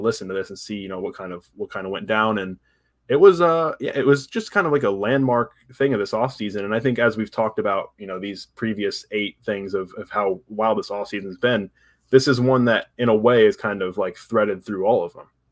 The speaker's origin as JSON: {"language": "English", "town": "Tampa", "region": "Florida", "country": "United States", "tie": "born or raised there", "said": "I grew up in Tampa"}